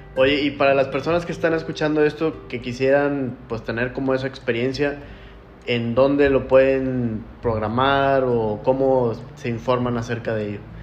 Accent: Mexico; como mexicanos

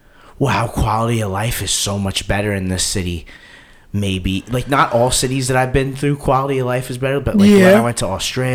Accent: New York, United States; We work too hard in New York and we expect a winning team because we work so hard. We pay so much to live here.

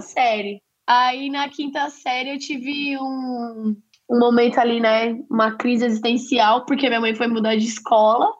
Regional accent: São Paulo, Brazil; accent: paulista; meu sotaque é bem de paulista

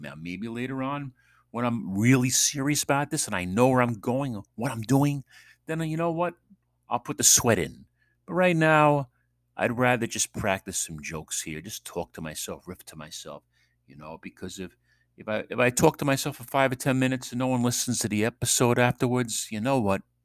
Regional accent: New York, United States; moved away; from New York

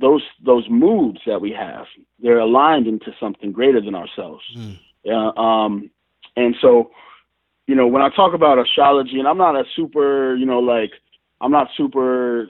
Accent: New York, United States; the town that I was born and raised in New York, and then my family kind of moved around a lot.

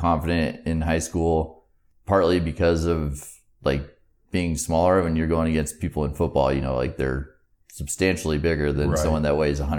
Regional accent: Hebo, Oregon, United States; Over in Tillamook County, a place called Hebo.

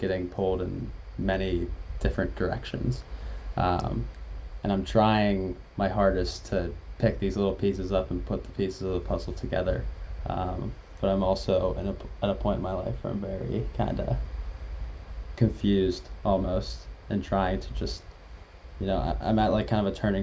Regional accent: Pittsburgh, Pennsylvania, United States; moved away as an adult; also born or lived in Rochester, New York; now in Providence, United States; I relocated to Pittsburgh, Pennsylvania when I was about 5 or 6. And I've been there ever since

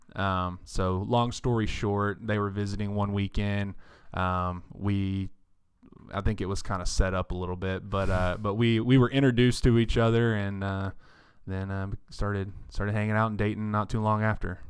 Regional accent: Paris, Texas, United States; I was born and raised right here in Paris

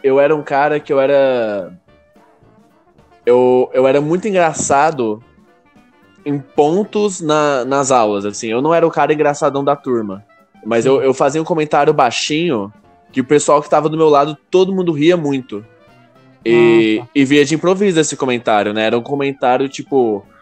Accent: Goiânia, Goiás, Brazil; eu sou de Goiânia

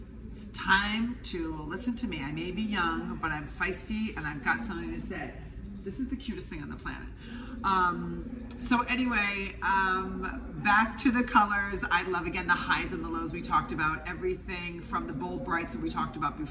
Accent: Midwest, United States; I am from the Midwest

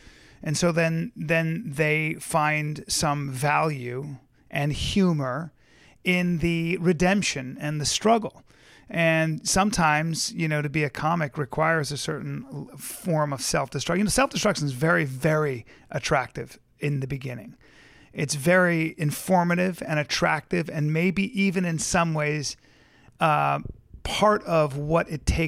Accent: Philippines; born there; also born or lived in India / Lebanon / Pakistan; I grew up all over the world. I was born in the Philippines. I lived in India, Calcutta and Bombay, which is now Mumbai. I then moved to Lebanon. I then moved to Pakistan. I then moved back to Lebanon

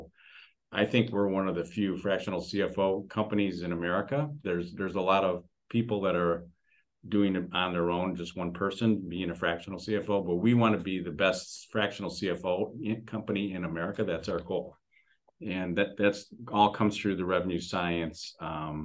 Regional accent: Detroit, Michigan, United States; I'm from Detroit, Michigan.

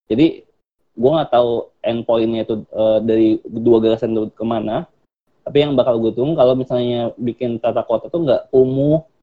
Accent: Jakarta, Indonesia; now in Bandung, Indonesia; gue dari Jakarta dan gue tinggal di Bandung kerja di Bandung. Jakarta tuh padat banget cuy

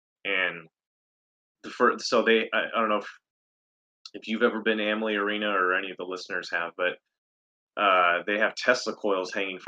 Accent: Montana, United States; also born or lived in Minot, North Dakota; So I grew up in Montana, a little bit of North Dakota. We were in Minot for 5 years in my towards my high school years.

